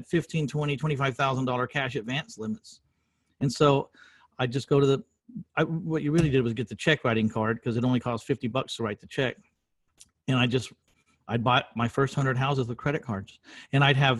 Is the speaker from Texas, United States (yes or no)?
yes; San Antonio, Texas, United States; in my hometown 22 years ago in San Antonio, Texas